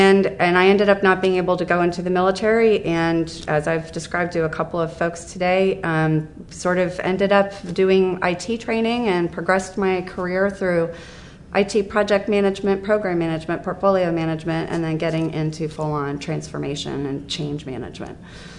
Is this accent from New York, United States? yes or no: no; Columbus, Ohio, United States; Here, Columbus.